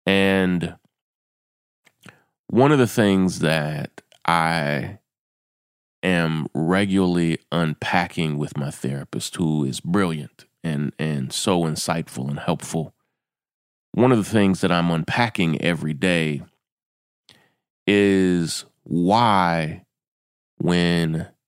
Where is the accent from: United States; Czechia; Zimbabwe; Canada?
United States; Kentucky; We grew up in Kentucky